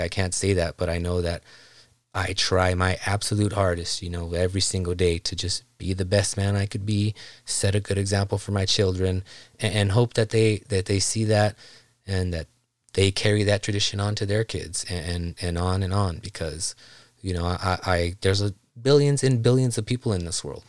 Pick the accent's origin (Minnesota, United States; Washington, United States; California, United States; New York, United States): California, United States; South Gate; I grew up in Los Angeles, Southgate, California in the nineties